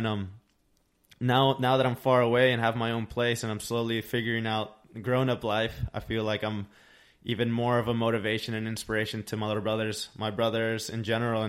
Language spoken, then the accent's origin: English; Tucson, Arizona, United States; moved away as an adult; now in San Diego, United States; Growing up in Tucson, I really appreciated where I came from